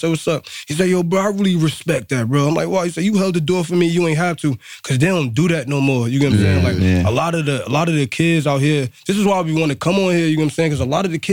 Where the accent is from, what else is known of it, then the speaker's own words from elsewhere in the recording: East Orange, New Jersey, United States; I'm from there, from the Spires and 7th Ave, bro, in the East Orange